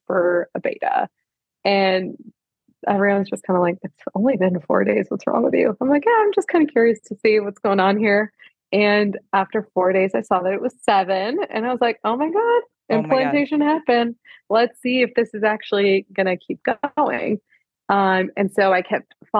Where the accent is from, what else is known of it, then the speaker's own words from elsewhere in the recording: Canada; I'm Canadian